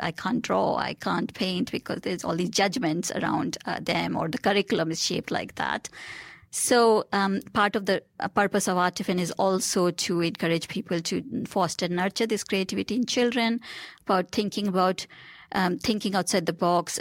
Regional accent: India; moved away; I grew up in India

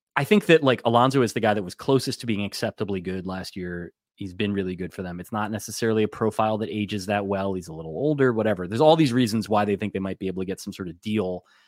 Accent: New Jersey, United States; I grew up in New Jersey

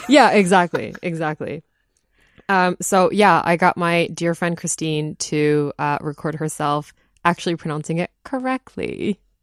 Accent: Taiwan; moved away; also born or lived in Japan; I grew up in Taiwan

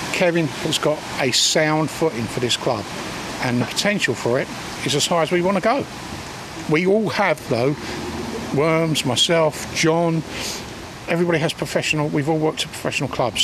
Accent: London, United Kingdom; moved away as an adult; now in Lewes, United Kingdom; I come from South London. I worked as a young lad in the 70s

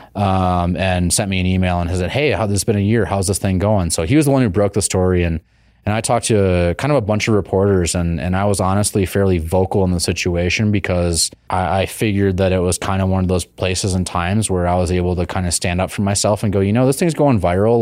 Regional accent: Wisconsin, United States; also born or lived in Colorado; now in Boise, United States; We're both from Wisconsin.

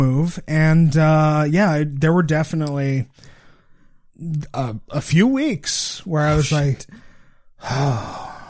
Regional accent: Okanagan Valley, British Columbia, Canada; moved away as an adult; also born or lived in Vancouver, Canada; I grew up in the Okanagan Valley.

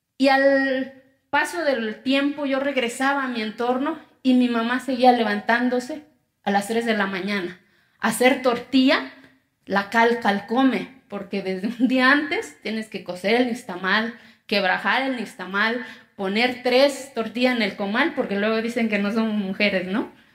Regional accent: Quiegolán, Oaxaca, Mexico; first language Zapotec; Spanish is a second language; moved away; Yo vengo de una comunidad que se llama Quiegolán, de los 570 municipios que tiene mi estado. Soy indígena, mi lengua materna es el zapoteco.

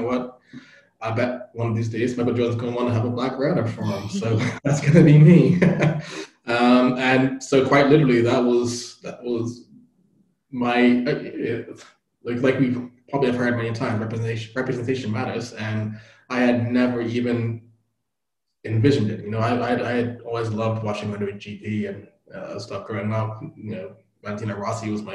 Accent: Bermuda; moved away; I grew up in Bermuda, tiny island in the middle of the Atlantic

